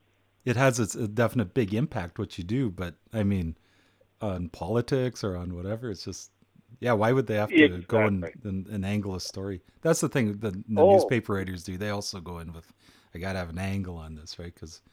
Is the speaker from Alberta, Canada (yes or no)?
yes; Edson, Alberta, Canada; I was born on Rodeo Road.